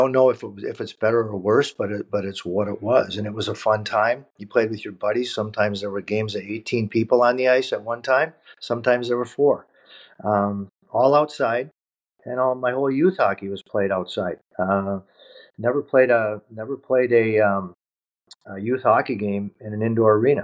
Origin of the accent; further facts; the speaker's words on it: New Hope, Minnesota, United States; I grew up, much like you, Pitt, in beautiful New Hope, Minnesota, playing minor youth hockey